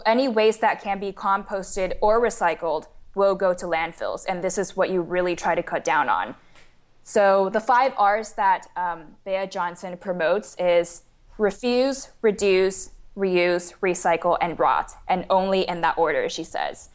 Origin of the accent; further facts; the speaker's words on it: Taiwan; moved away as an adult; also born or lived in St. Louis, United States; I was born and raised in Taiwan, and then I came to the United States for university at Washu in Saint Louis